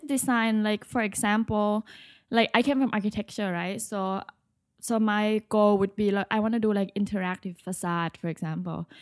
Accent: Bangkok, Thailand; moved away as an adult; now in New York, United States; I'm originally from Bangkok, Thailand. I moved to New York for school.

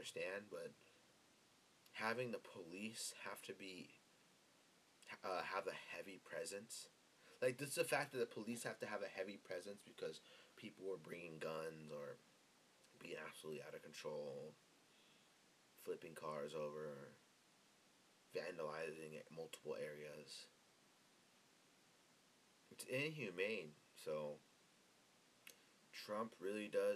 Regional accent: United States; as American citizens.

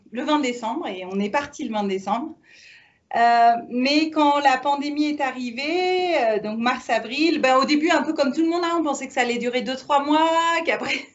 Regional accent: Paris, Île-de-France, France; moved away as an adult; also born or lived in Niger / Mauritania / Rome; on est parisien. On est parisien, on a pas mal voyagé. Euh, on a habité en Afrique.

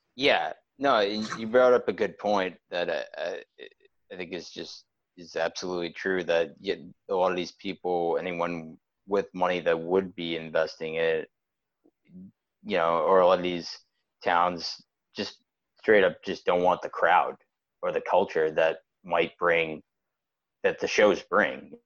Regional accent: Wakefield, Massachusetts, United States; we're from Wakefield, which is a lot a little bit further out

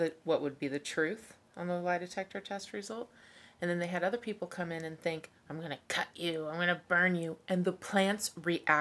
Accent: Kansas City, Kansas, United States; moved away as an adult; also born or lived in Lee's Summit, Missouri; I grew up in Wyandotte County and then spent a little time in Lee Summit at high school

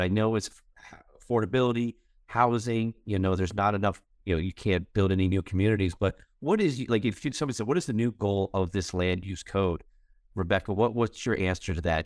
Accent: Fort Collins, Colorado, United States; moved away as an adult; Fort Collins, I, born and raised here

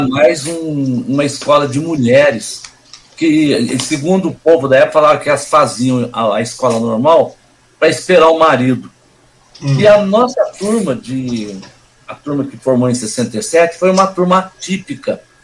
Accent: Cruzeiro, São Paulo, Brazil; moved away as an adult; now in Suzano, Brazil; eu fui nascido e criado em Cruzeiro.

